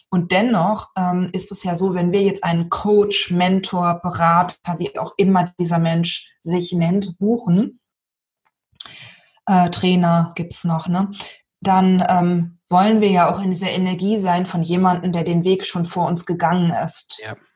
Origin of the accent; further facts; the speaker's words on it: Lower Saxony, Germany; ich bin ja aus Niedersachsen, ne? ein Norden